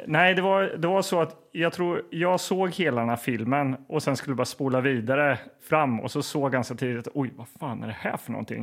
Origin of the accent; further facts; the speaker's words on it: Linköping, Östergötland, Sweden; Jag kommer ju också från Linköping